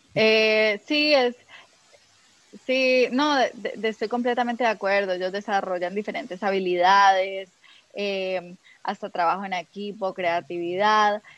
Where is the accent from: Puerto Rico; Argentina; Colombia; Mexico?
Colombia; moved away as an adult; also born or lived in United States; now in Peru; yo, soy colombiana